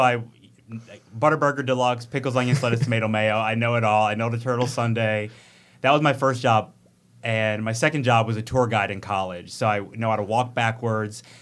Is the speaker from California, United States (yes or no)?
no; Oak Creek, Wisconsin, United States; also born or lived in Racine, Wisconsin / Charleston, South Carolina; It's my hometown. So I'm from Oak Creek, um, was born in Racine